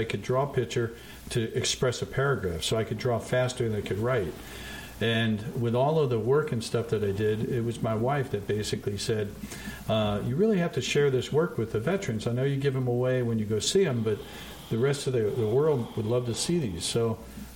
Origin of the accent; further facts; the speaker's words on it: Montclair, New Jersey, United States; I grew up in Montclair, New Jersey. I was born there